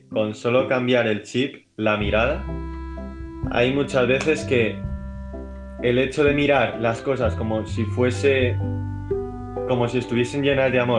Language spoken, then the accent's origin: Spanish; Madrid, Community of Madrid, Spain; eh, tengo 17 años y soy de Madrid.